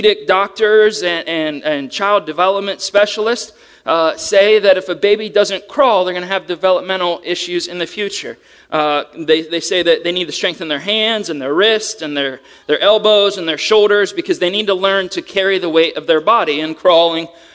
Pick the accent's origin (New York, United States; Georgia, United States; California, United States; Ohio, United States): Ohio, United States; moved away; I'm from Ohio